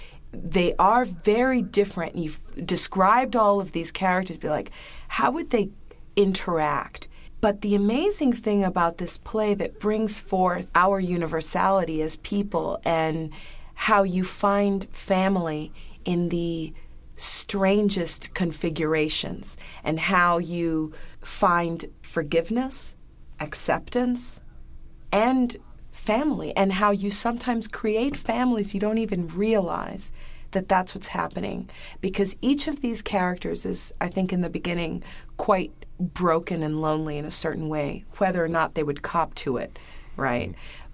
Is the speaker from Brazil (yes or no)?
yes; Brazil; and I'm from Brazil, you know? I'm from this, you know, small town in Brazil